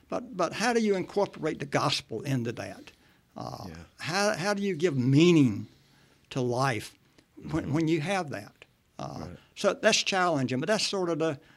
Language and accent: English; Martin County, North Carolina, United States; I'm a Martin County native.